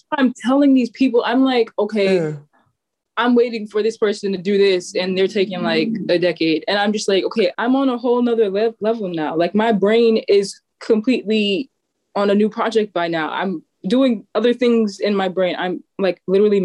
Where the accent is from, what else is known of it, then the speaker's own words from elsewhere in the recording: New York City, New York, United States; growing up in Staten Island